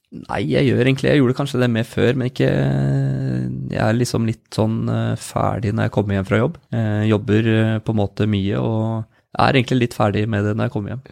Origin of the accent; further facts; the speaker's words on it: Spydeberg, Østfold, Norway; vi er jo spyberginger begge